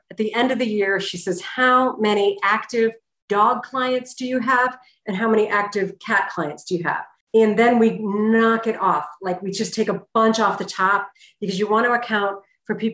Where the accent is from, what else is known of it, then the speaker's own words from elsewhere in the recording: Boston, Massachusetts, United States; That I came from Boston. I never went to charity events back